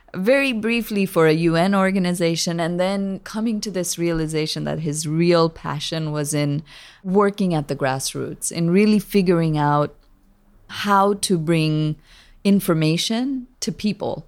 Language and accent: English; Kathmandu, Bagmati, Nepal; moved away as an adult; now in San Francisco, United States; My journey began in Kathmandu, Nepal, a small country sandwiched between India and China. My father is from Nepal and my mother was Iranian. I was born there and grew up bicultural in Nepal.